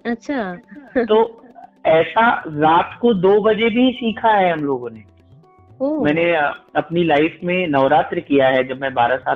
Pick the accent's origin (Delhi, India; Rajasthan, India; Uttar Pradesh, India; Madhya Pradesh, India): Uttar Pradesh, India; और आ, मेरा ननिहाल था कबीर चौरा तो